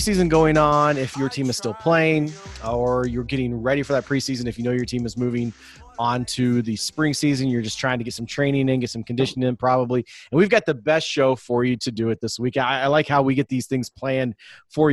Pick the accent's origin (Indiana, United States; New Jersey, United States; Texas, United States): Indiana, United States; I'm from Indiana. We're born playing basketball